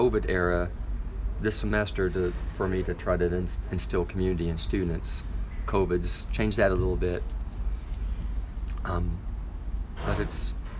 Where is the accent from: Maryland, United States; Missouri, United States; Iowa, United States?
Missouri, United States; Missouri Ozarks, United States; moved away as an adult; also born or lived in Fayetteville, Arkansas; now in Mountain Home, United States; I wanted to stay in the Ozarks because my hometown's just over the state line